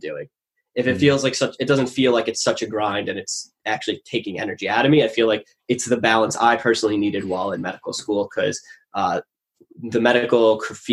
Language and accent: English; Long Island, New York, United States; So I grew up on Long Island, New York.